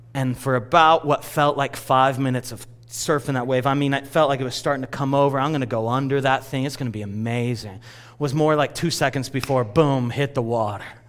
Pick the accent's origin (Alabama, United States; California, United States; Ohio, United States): California, United States; all of us that were born and raised in California